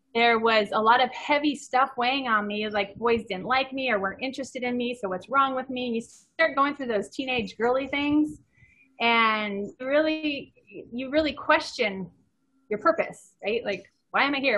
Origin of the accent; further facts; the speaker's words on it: Ontario, California, United States; I grew up in Ontario, California. It's about 70, 80 miles east